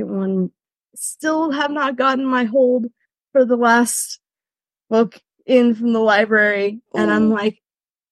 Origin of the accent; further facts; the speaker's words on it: California, United States; moved away as an adult; also born or lived in Rhineland, Germany; now in Germany; I am a Californian, but am currently residing in Germany in the Rhineland